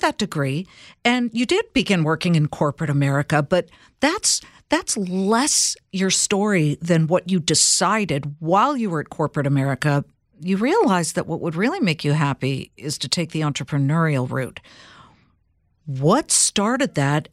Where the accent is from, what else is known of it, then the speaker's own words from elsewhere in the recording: California, United States; I'm from California